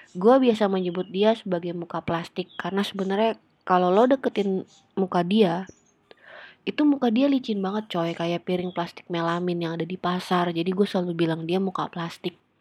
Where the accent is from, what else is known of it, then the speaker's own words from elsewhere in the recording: Jakarta, Indonesia; gua gedenya di Jakarta Pusat